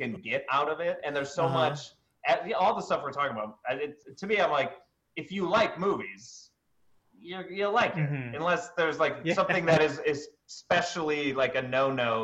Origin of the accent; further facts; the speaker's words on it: Chicago, Illinois, United States; I grew up on the South Side of Chicago